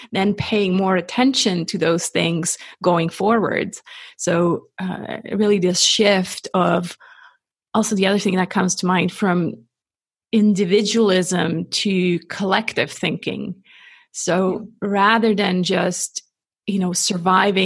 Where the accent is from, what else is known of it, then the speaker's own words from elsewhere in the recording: Switzerland; I'm not American. I'm 100% Swiss